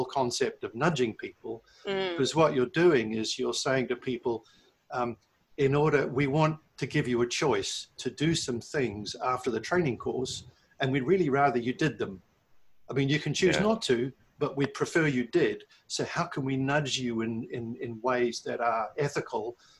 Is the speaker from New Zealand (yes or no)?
yes; New Zealand; now in Milton Keynes, United Kingdom; I was born and bred in New Zealand. I grew up on a farm